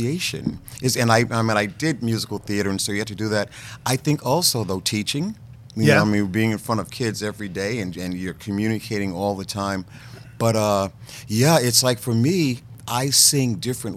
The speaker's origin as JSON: {"language": "English", "region": "North Carolina", "country": "United States", "tie": "born or raised there"}